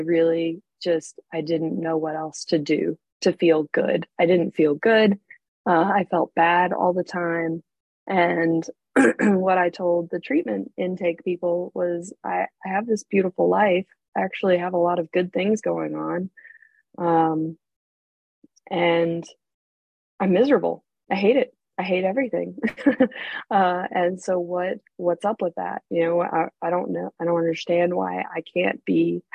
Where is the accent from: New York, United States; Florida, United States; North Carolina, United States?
North Carolina, United States; also born or lived in Arizona / England; I was born in Arizona out west. I actually lived in England for a little while when I was a baby, but eventually landed with my family in North Carolina, which is on the East Coast, about 6 hours south of D.C. We moved here in the early 80s. So when I was a very small child, I don't really remember living anywhere else